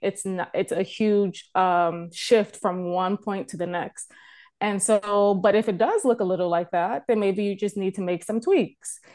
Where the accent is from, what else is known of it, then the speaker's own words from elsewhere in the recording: United States; moved away as an adult; now in Canada; I am a American born, um, but I'm a Canadian resident now